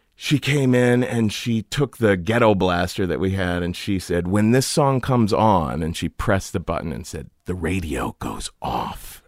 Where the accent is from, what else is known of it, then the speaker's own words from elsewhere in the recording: Cincinnati, Ohio, United States; I grew up in Cincinnati